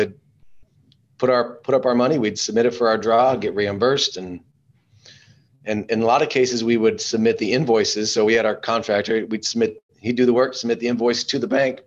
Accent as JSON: {"language": "English", "town": "Alpine", "region": "Texas", "country": "United States", "said": "I'm actually from Alpine, which is way cooler"}